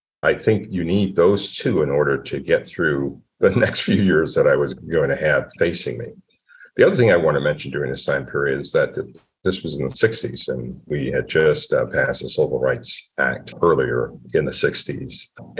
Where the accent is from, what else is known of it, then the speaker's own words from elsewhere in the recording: Temple, Texas, United States; born there; So I came early. I was born in a clinic in Temple, Texas.